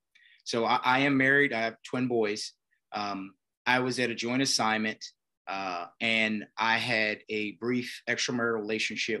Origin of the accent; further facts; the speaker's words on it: Beaumont, Texas, United States; also born or lived in Louisiana; Consider myself a Texan, Beaumont, Texas.